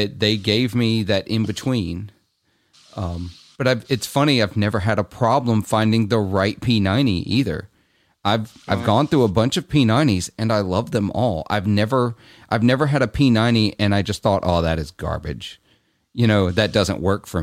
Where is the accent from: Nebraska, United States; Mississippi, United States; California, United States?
Mississippi, United States; Clarksdale; in my hometown, which is kind of it's a tourist trap town for the blues. I'm from Clarksdale.